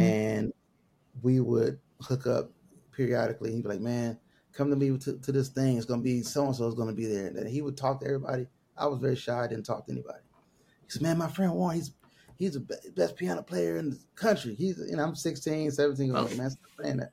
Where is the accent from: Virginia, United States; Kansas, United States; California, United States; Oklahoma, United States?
California, United States; Los Angeles; I'm from South Central